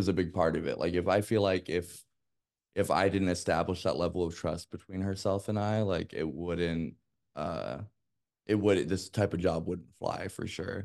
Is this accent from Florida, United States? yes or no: no; Las Vegas, Nevada, United States; I grew up in Las Vegas